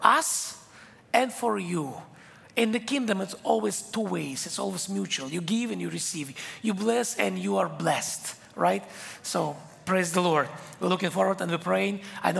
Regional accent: Israel; English is a second language; I came from Israel. English is my third language. So when I speak English, I do mistakes sometimes and have my accent.

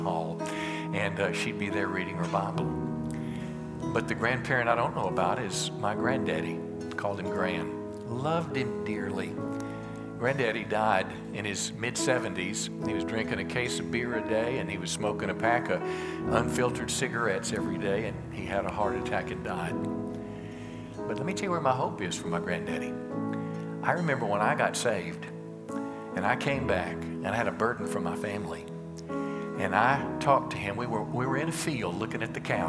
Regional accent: United States; as American Christians

